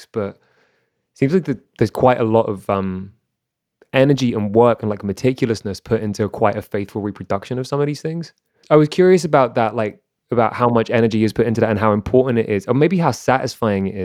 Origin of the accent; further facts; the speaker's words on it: London, United Kingdom; now in Toronto, Canada; I'm from London